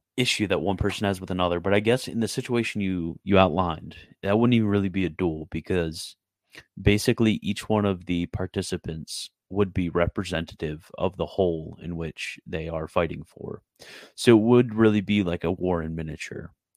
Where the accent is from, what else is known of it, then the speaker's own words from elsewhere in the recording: Canada; I'm Canadian.